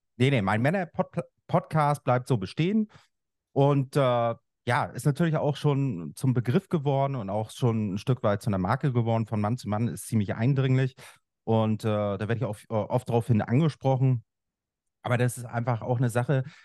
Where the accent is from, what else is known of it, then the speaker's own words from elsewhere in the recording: Schwerin, Mecklenburg-Vorpommern, Germany; Ich bin im Osten aufgewachsen. Das ist heute Bundesland Mecklenburg-Vorpommern in Schwerin